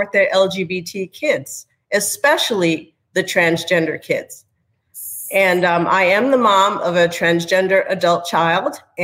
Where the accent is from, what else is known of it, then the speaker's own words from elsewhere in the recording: New York, United States; moved away as an adult; now in Houston, United States; my background is that I was raised in New York, but I married a Texan, wound up settling in Houston, Texas